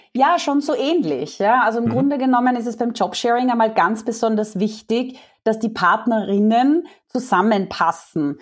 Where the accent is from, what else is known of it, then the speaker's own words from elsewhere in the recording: Austria; accent: Austrian dialect; also born or lived in Vienna; Also vielleicht hört man es nachher auch an meinem ähm, Dialekt ein bisschen. Ich bin Österreicherin, ich lebe in Wien